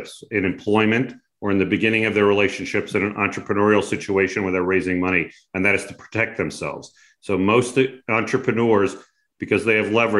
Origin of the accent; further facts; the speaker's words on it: Long Island, New York, United States; moved away as an adult; now in California, United States; I grew up back on Long Island and came out to California many moons ago